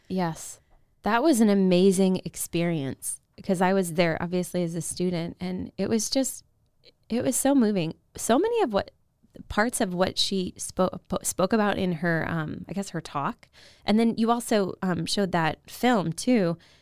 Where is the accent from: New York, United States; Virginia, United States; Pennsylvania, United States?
Virginia, United States; moved away as an adult; from Virginia, so I went to a small Catholic high school